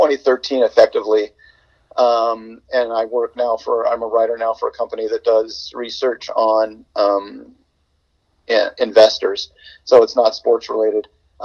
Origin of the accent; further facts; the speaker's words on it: Indiana, United States; You know, I grew up in Indiana where that idea was the Bible.